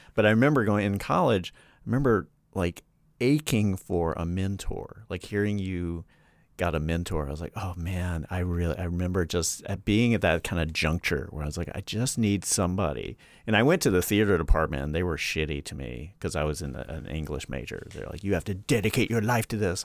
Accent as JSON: {"language": "English", "town": "Charlotte", "region": "North Carolina", "country": "United States", "said": "I'm from I'm from North Carolina. I'm from Charlotte."}